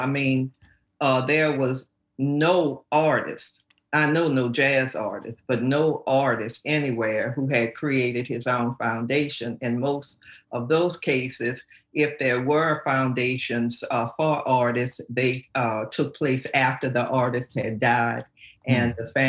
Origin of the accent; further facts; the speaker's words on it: New Orleans, Louisiana, United States; accent: New Orleans; moved away; also born or lived in New York; I'm born and raised. You can tell by that accent